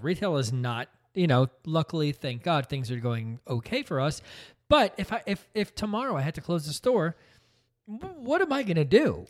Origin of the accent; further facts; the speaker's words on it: New Jersey, United States; also born or lived in Brooklyn, New York; I was born in Brooklyn, only lived there for the first year of my life. things were not great financially for me and my family. We moved out to New Jersey